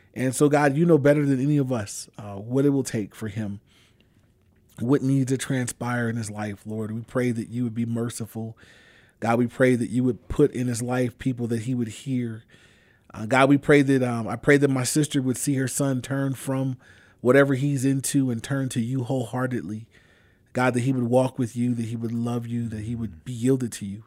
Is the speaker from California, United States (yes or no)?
yes; Inglewood, California, United States; I grew up in Inglewood. I've been there my whole life